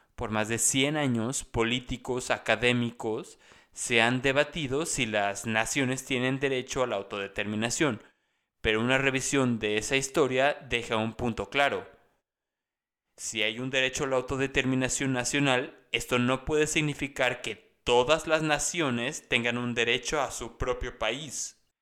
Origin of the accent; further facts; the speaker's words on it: Mexico; lo que los mexicanos conocemos